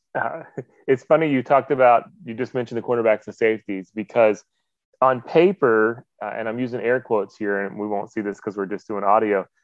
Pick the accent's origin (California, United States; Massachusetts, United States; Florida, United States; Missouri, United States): Florida, United States; Jacksonville; I grew up in Jacksonville, so we, we would eat a lot of uh, catfish down there.